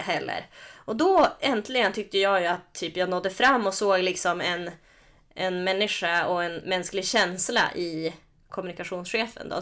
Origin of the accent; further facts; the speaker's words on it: Norrland, Sweden; min norrländska sida